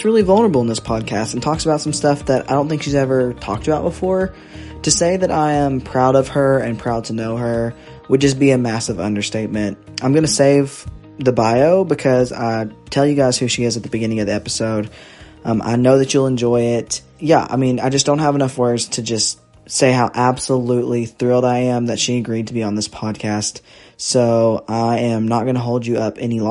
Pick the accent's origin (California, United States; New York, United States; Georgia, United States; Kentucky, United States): Kentucky, United States; We're both from Kentucky